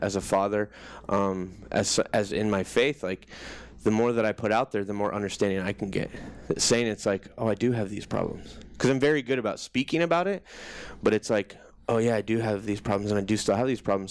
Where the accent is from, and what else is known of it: Johnston, Iowa, United States; born or raised there